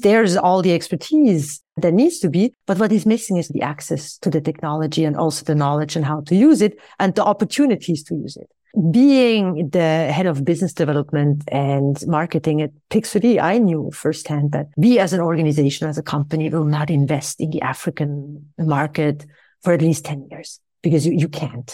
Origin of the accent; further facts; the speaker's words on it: Switzerland; I returned back to my home country of Switzerland